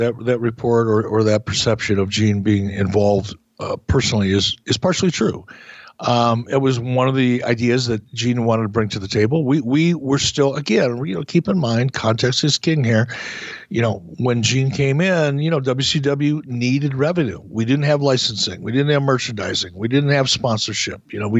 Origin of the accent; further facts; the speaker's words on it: Midwest, United States; maybe it's because I'm from the Midwest.